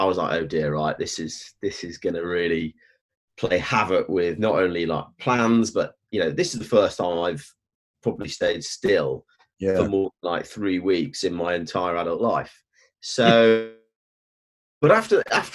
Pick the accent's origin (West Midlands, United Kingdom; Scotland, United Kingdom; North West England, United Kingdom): West Midlands, United Kingdom; Stoke-on-Trent; moved away as an adult; I grew up in Stoke-on-Trent in the early 80s